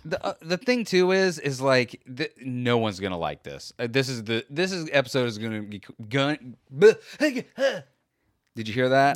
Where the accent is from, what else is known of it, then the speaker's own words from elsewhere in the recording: Florida, United States; We're from Florida